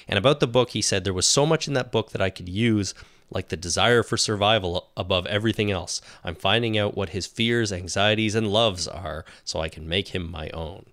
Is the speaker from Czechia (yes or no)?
no; Canada; accent: Canadian; our blatant Canadian accents